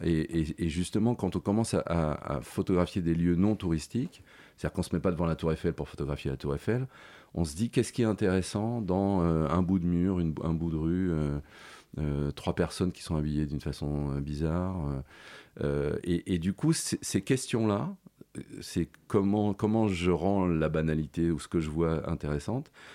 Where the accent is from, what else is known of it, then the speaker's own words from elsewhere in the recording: Paris, Île-de-France, France; also born or lived in Neuilly-sur-Seine; j'ai grandi dans le 5e arrondissement